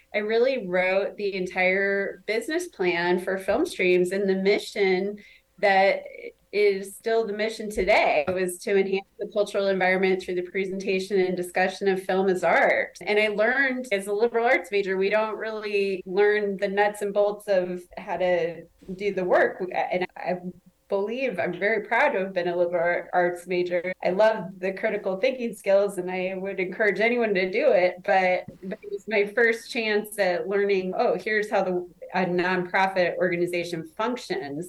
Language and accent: English; Omaha, Nebraska, United States; moved away as an adult; also born or lived in New York; I'm from Omaha